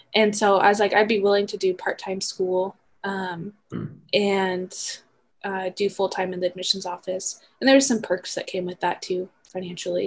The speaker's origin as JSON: {"language": "English", "town": "Emmett", "region": "Idaho", "country": "United States", "said": "I'm from Emmett, which if you know where Emmett is, it's only like maybe a 40 minute drive from the campus."}